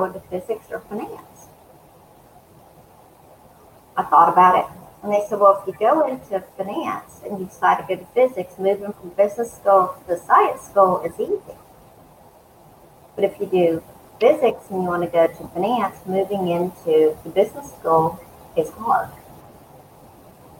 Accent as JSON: {"language": "English", "town": "Eastman", "region": "Georgia", "country": "United States", "tie": "born or raised there", "also_born_or_lived": "Northern California / Warner Robins, Georgia", "said": "I grew up in South Georgia, Middle Georgia, East, which is a small town in Central Georgia, Dodge County"}